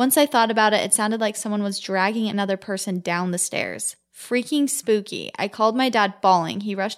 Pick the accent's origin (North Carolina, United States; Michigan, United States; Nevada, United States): Nevada, United States; Las Vegas; I grew up in Las Vegas when I was 9 and my brother was 5. My parents divorced and the house my mom moved into was in a brand new community.